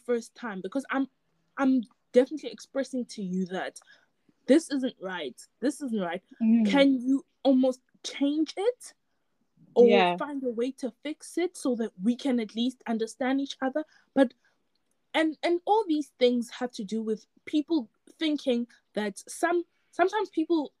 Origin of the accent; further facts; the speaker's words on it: Durban, KwaZulu-Natal, South Africa; moved away as an adult; now in England, United Kingdom; I grew up in Durban